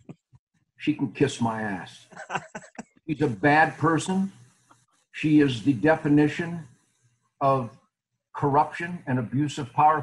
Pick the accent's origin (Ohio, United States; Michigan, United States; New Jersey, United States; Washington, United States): Michigan, United States; Detroit; moved away as an adult; now in Texas, United States; I was born in Detroit in 1948, and I lived there till 17 years ago.